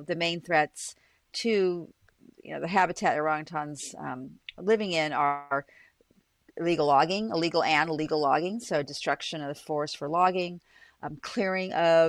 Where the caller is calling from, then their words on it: Boston, Massachusetts, United States; So I'm calling from Boston University, where I am a professor of biological anthropology as well as biology.